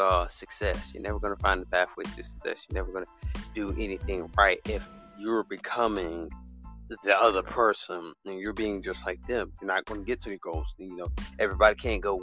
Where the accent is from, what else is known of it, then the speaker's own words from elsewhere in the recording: Alabama, United States; I come from Alabama, but it's a little state.